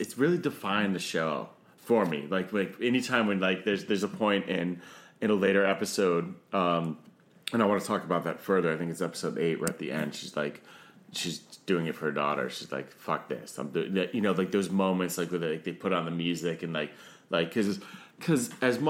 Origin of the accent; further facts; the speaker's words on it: Northeast, United States; I'm from the Northeast, and it's aunt.